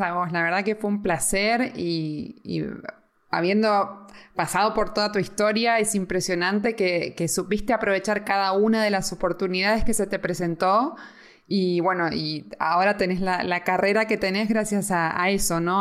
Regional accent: Argentina; now in Spain; siendo argentina

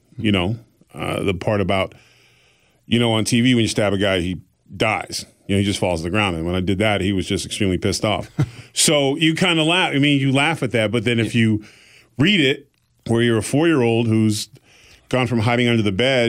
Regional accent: Exeter, New Hampshire, United States; born there; And so they moved them to New Hampshire. And I was born in Exeter, New Hampshire

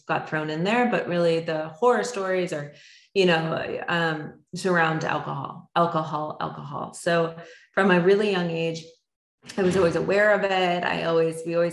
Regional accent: Florida, United States; also born or lived in Canada; we are from Canada originally, but grew up in Florida for grade school and above

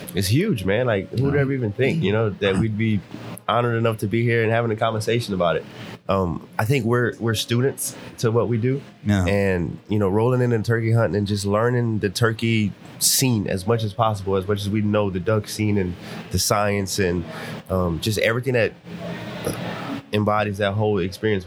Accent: Lafayette, Louisiana, United States; I am from Lafayette, Louisiana

